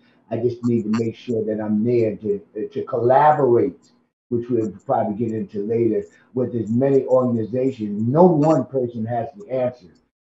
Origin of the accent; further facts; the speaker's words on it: New Haven, Connecticut, United States; I've been, born and raised in New Haven